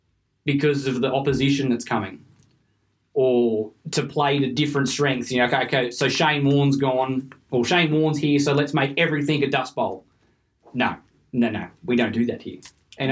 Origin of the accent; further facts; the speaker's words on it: Australia; As an Australian, I've been brought up